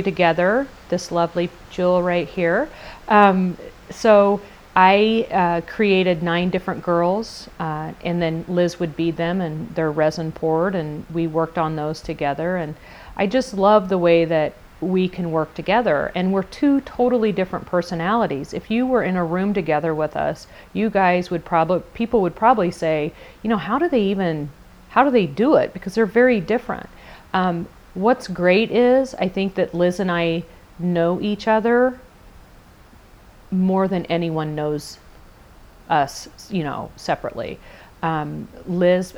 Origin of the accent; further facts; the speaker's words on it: Indiana, United States; I worked for a small marketing company in my hometown, which is a very small community in Indiana.